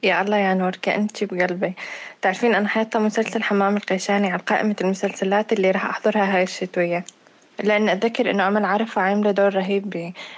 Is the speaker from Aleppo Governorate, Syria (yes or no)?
no; Deir ez-Zor Governorate, Syria; accent: Deiri; دائما بينكث على لهجتنا أو بدهم يفون حدا على المنطقة بعيدة يختارون الدير